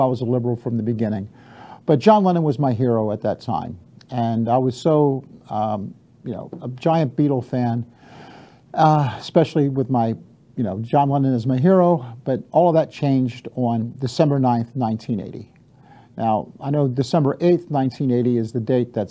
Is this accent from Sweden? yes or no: no; Baltimore, Maryland, United States; I grew up in Baltimore.